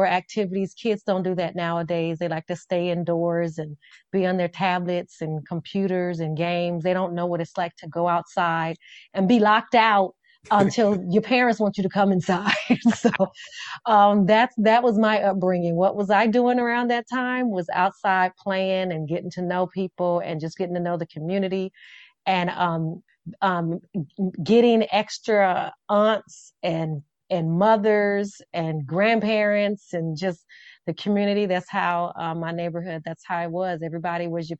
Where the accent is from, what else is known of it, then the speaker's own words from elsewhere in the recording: Las Vegas, Nevada, United States; growing up, I grew up in Las Vegas. We call it Vegas.